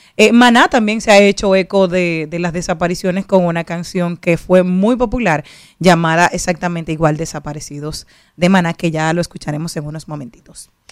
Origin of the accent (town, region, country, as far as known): Dominican Republic; also born or lived in Spain